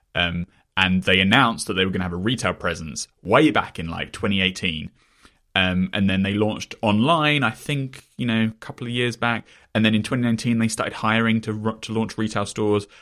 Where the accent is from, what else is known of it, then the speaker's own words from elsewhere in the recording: England, United Kingdom; I come from England, though, right, where H B O as a brand is far less prominent